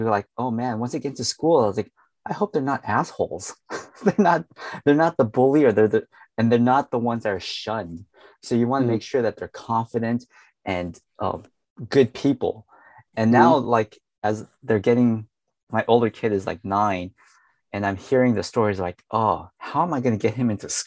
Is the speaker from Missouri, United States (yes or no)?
no; San Diego, California, United States; Growing up in America, I mean, I was a kid in the 80s, and I was like, oh man, it's just like shitty being like one of the only Chinese kids in San Diego.